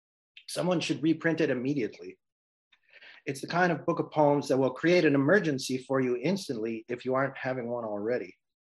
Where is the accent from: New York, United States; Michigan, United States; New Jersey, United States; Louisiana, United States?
New York, United States; as a New Yorker